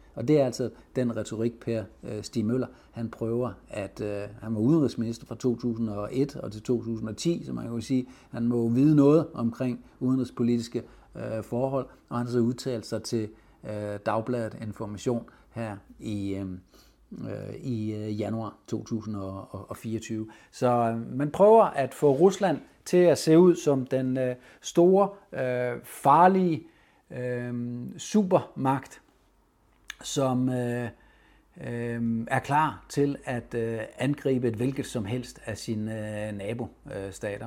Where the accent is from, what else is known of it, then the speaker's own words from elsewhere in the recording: Denmark; vi er mange danskere